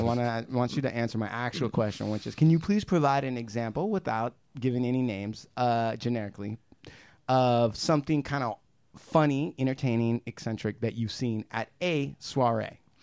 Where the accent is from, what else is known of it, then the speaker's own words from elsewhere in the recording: United States; I'm American Indian, okay? I grew up on reservation.